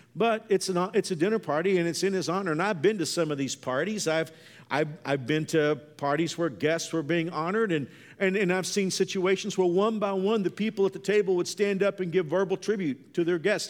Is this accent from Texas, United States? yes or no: yes; Texas, United States; when I was a kid growing up in Texas